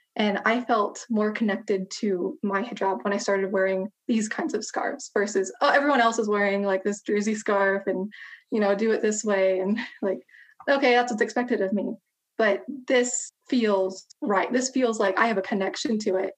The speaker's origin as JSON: {"language": "English", "country": "United States", "said": "I'm an American convert to Islam of Balkan heritage"}